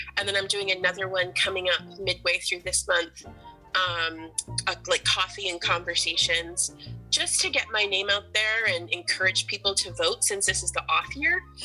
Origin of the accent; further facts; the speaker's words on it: Portland, Maine, United States; growing up in Portland